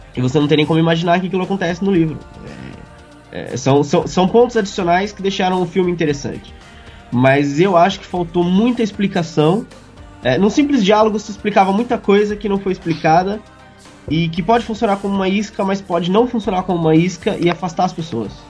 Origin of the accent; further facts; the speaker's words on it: Mogi das Cruzes, São Paulo, Brazil; somos conterrâneos, viemos da mesma cidade